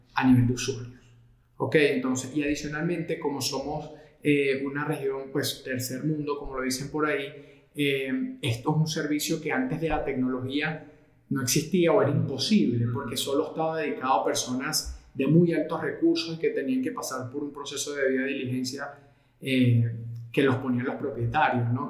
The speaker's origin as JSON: {"language": "Spanish", "country": "Venezuela", "tie": "born or raised there", "also_born_or_lived": "Portugal / Madrid, Spain", "moved": "as an adult", "lives_now": "Colombia", "said": "nací en Portugal, pero me crié en Venezuela"}